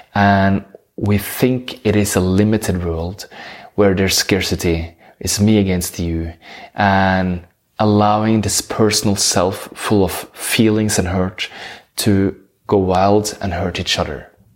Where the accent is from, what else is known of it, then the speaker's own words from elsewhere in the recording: Norway; English is a second language; I'm from Norway, that's why I have this beautiful accent.